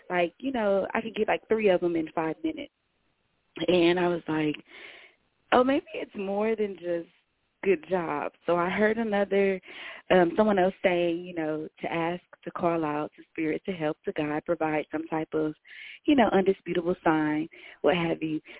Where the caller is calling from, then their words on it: Dallas, Texas, United States; I'm calling in from Dallas, Texas.